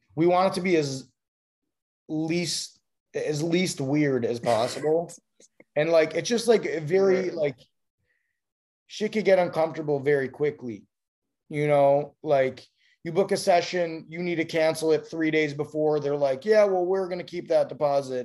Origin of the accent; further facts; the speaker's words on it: Chicago, Illinois, United States; also born or lived in upstate New York; now in Los Angeles, United States; I'm from Chicago originally